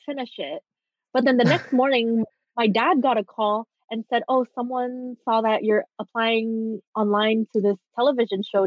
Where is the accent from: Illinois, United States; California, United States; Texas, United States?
California, United States; Bellflower; I was just born in Bellflower, California